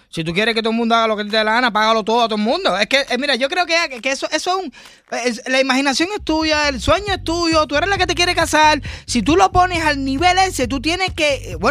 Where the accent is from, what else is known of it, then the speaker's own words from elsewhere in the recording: Dominican Republic; Bueno, buenos días. Soy dominicano